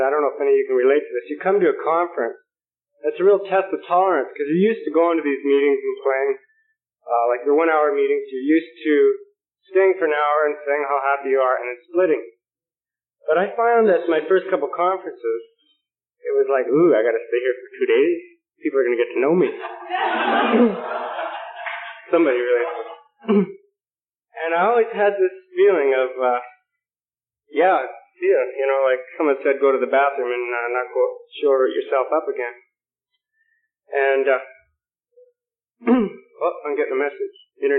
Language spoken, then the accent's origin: English; Vancouver, British Columbia, Canada; And I came down from Vancouver, B.C., for your Young People's Convention.